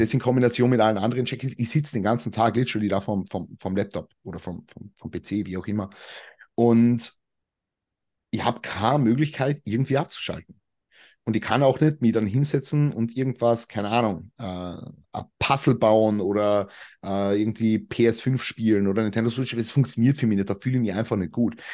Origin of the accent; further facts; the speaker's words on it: Carinthia, Austria; moved away as an adult; now in Vienna, Austria; ich komme ja eigentlich aus dem Süden von Österreich. Da redet man ja nochmal anders. Wie gesagt, ich bin 2019 nach Wien gezogen, ich komme ja eigentlich von ganz unten